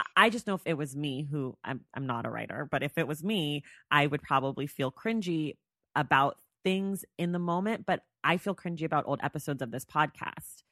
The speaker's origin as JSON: {"language": "English", "town": "Oakland", "region": "California", "country": "United States", "moved": "as an adult", "lives_now": "Los Angeles, United States", "said": "I'm from L A, or I live in L A. I'm from Oakland. I'm in Oakland right now."}